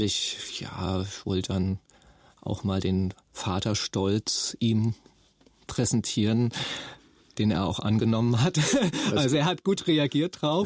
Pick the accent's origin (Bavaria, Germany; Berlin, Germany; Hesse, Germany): Hesse, Germany; Nauheim; also born or lived in Rüsselsheim; Ich bin 1968 geboren in Rüsselsheim und bin ganz in der Nähe in Nauheim geboren